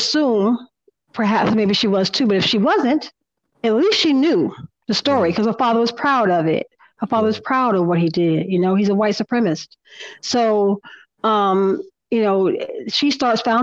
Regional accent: the South, United States; I'm a Southerner

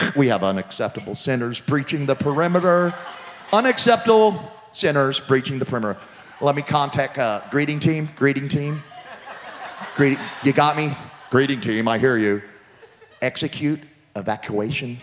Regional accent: Louisiana, United States; I'm from Louisiana

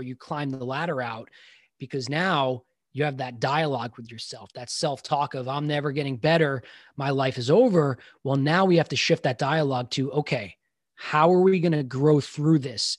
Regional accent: Long Island, New York, United States; I grew up in Long Island

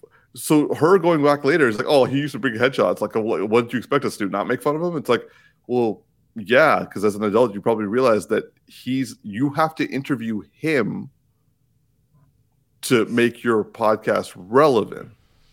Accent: Newark, New Jersey, United States; yo, we're both Newark people, like something like the fact that like we're both from Newark and here we are

